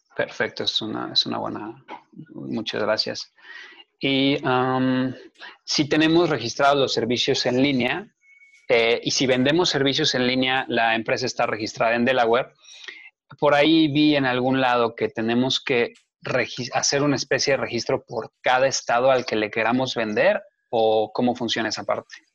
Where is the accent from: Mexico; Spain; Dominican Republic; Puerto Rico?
Mexico; also born or lived in Mexico City; yo soy ciudadano mexicano, vivo en México